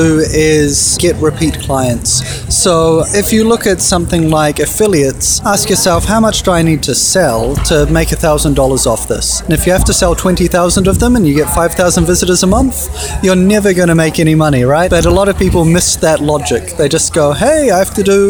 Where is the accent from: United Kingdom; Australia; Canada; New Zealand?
New Zealand; moved away as an adult; I'm a Kiwi